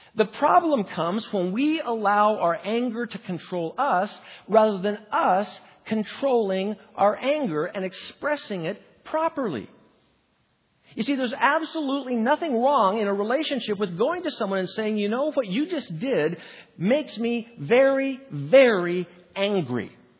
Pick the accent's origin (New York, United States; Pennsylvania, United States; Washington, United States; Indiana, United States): Washington, United States; Spokane; my hometown of Spokane, Washington